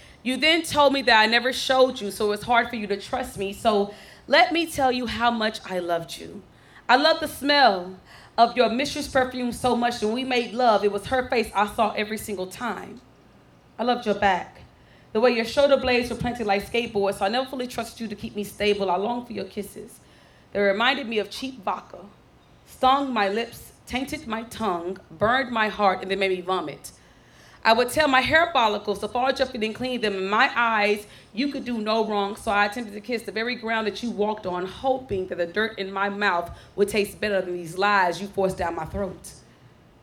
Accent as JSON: {"language": "English", "town": "Dallas", "region": "Texas", "country": "United States", "tie": "born or raised there", "said": "I am born and raised in Oak Cliff"}